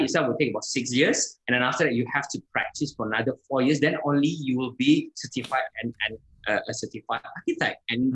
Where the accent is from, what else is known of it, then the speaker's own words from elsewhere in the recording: Jakarta, Indonesia; now in Malaysia; I was born in Indonesia, Jakarta.